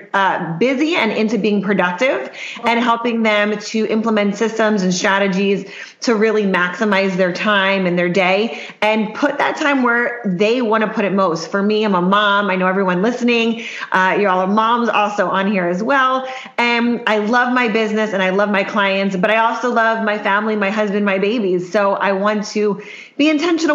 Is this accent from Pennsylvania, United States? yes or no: yes; Worcester, Pennsylvania, United States; now in Miami, United States; I'm actually from Pennsylvania. So a small town called Worcester, Pennsylvania